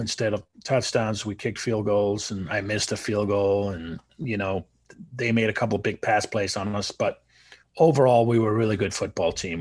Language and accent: English; Denmark; now in United States